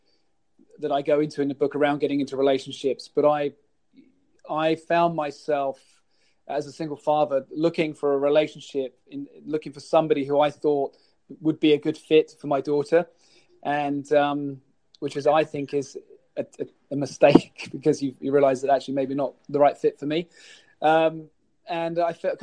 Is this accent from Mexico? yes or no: no; United Kingdom; even though I'm a Brit and I live about an hour away from any ice rink in the country, I grew up playing street hockey